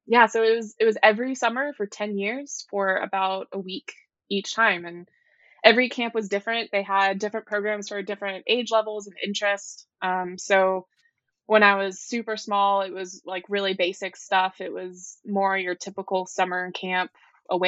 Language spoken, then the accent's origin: English; Highland Village, Texas, United States; now in North Carolina, United States; I grew up in a very small town in North Texas called Highland Village